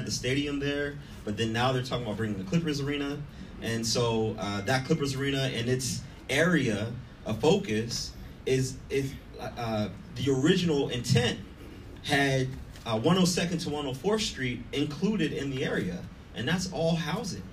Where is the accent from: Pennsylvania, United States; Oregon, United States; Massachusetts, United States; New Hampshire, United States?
Pennsylvania, United States; Pittsburgh; moved away as an adult; now in Inglewood, United States; I'm born and raised in Pittsburgh, Pennsylvania. I moved here 10 years ago